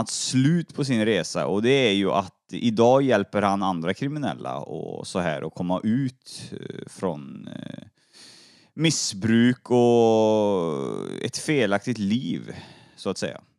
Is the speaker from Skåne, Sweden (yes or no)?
no; Grästorp, Västra Götaland, Sweden; Jag är född i Grästorp.